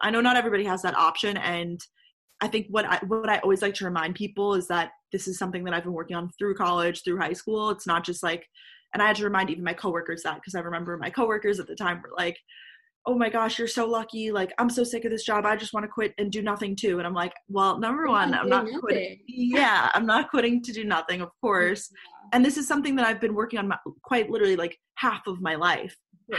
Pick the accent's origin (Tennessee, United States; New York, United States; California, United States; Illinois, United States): New York, United States; Long Island; I'm originally from Long Island, New York.